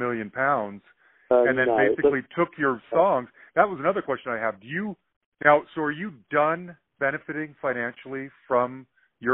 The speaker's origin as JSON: {"language": "English", "town": "Salt Lake City", "region": "Utah", "country": "United States", "moved": "yes", "lives_now": "Denver, United States", "said": "I'm originally from Salt Lake City, Utah, and I live in Denver"}